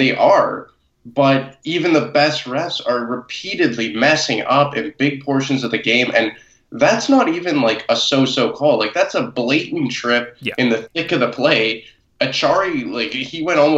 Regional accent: United States; me being American

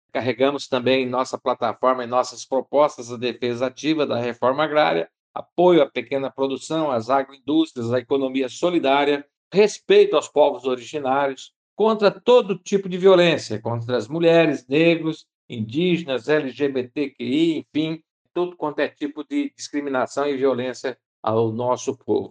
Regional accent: Mundo Novo, Mato Grosso do Sul, Brazil; sou da cidade de Mundo Novo, Mato Grosso do Sul

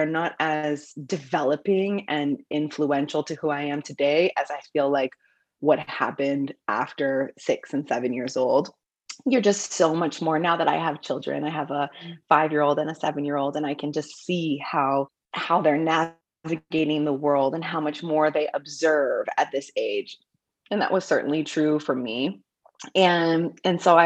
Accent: Vancouver, British Columbia, Canada; I was born in Vancouver

